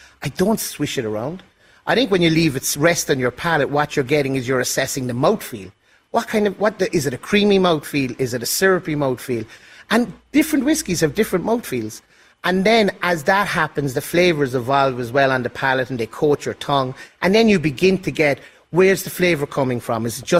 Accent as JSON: {"language": "English", "town": "Cork", "region": "Munster", "country": "Ireland", "tie": "born or raised there", "said": "it reminds me of, as a child, going into a sweet shop in my hometown of Cork City."}